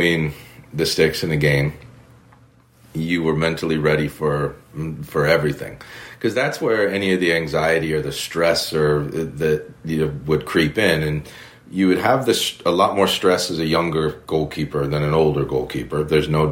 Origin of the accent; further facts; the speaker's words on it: United States; moved away as an adult; I'm an American over here